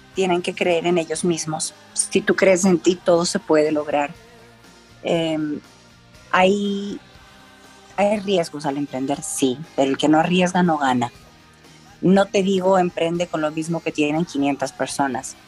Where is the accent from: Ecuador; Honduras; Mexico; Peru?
Ecuador; Somos ecuatorianas de carne y hueso